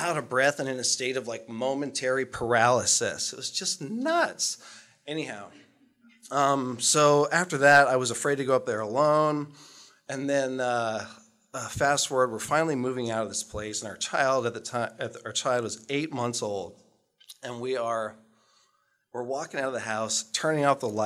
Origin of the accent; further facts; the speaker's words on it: Utqiagvik, Alaska, United States; moved away as an adult; growing up in Barrow, Alaska